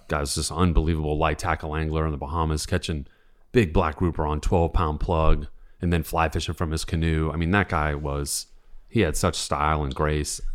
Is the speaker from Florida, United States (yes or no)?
no; St. Louis, Missouri, United States; now in Charleston, United States; I grew up in Saint Louis, Missouri